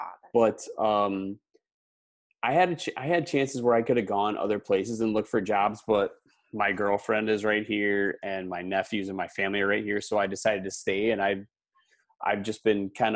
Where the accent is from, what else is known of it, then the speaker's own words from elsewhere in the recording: Wisconsin, United States; moved away as an adult; also born or lived in Houston; I grew up in Wisconsin